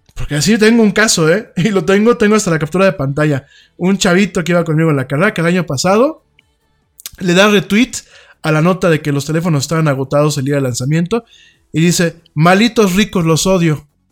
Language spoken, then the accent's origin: Spanish; Mexico; yo soy mexicano, a mucha honra, orgullosamente mexicano